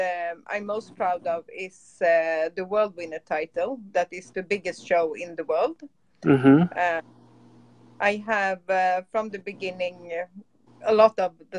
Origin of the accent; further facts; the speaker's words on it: Stockholm, Stockholm County, Sweden; moved away as an adult; now in South Sweden, Sweden; I'm from Stockholm from the beginning, the capital mm-hmm. of Sweden, but now I live in South Sweden